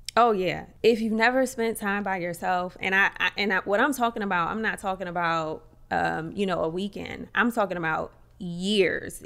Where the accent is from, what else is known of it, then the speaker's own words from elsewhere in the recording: Atlantic City, New Jersey, United States; moved away; also born or lived in Paris; I'm from Atlantic City